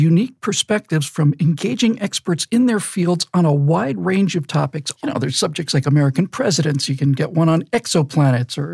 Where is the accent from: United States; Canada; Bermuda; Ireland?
Bermuda; born or raised there